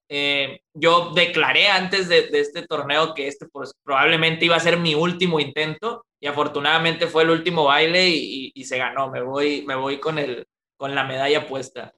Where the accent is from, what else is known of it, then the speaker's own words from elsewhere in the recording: Monterrey, Nuevo León, Mexico; acá ya extrañaba mi, mi, mi, Regiolandia acá en Monterrey. La verdad es que yo soy muy, muy de, mi tierra, me gusta mucho, me gusta mucho Monterrey